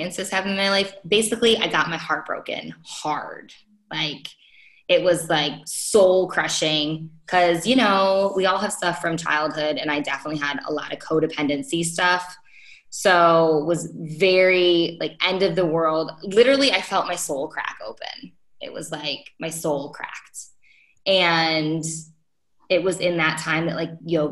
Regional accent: Rochester, New York, United States; moved away as an adult; I'm from Rochester

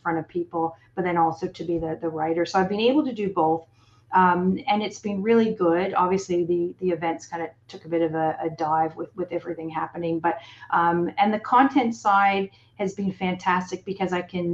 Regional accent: Toronto, Ontario, Canada; moved away as an adult; now in Australia; back in my hometown of Toronto and then came out to Australia

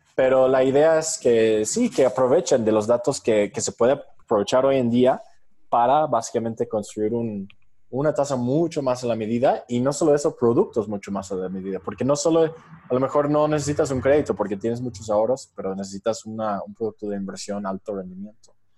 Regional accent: New York, United States; moved away as an adult; now in Mexico; Yo soy originario de Nueva York, hice mi, mi Fulbright eh, beca aquí y es como vine a México hace cinco años

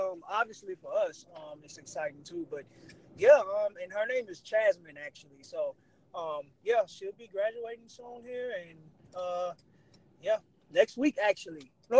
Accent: Houston, Texas, United States; I'm from Houston

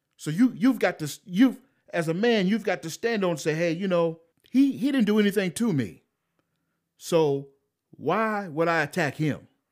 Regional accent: United States; I'm an American

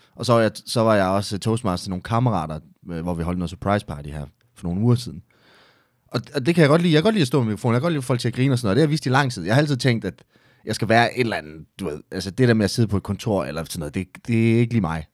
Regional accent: Esbjerg, Southern Denmark, Denmark; moved away as an adult; now in Herning, Denmark; Jeg er oprindeligt fra Esbjerg, så flyttede jeg til Herning

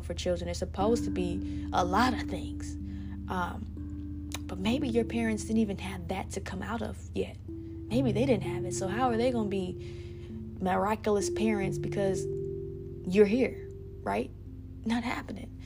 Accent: South Bend, Indiana, United States; I know my hometown so well

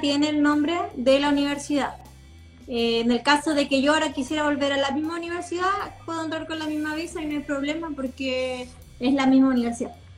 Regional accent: Chile; also born or lived in Los Angeles, United States; yo así como no, Chile

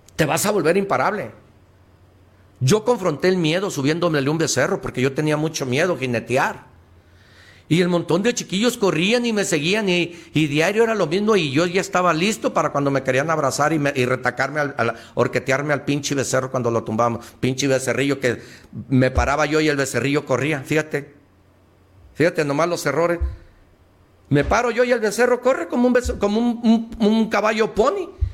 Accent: Mexico

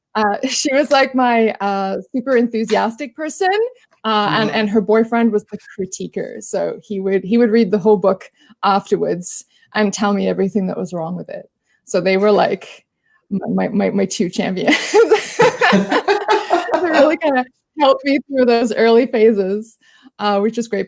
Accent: Australia; accent: Australian; I am an Australian. If you can't tell by the accent

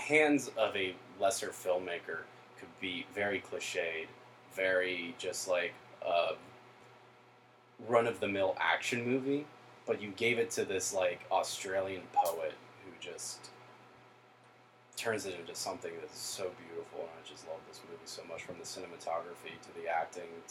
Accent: Lancaster, Pennsylvania, United States; I grew up in Lancaster, basically, for the majority of my life

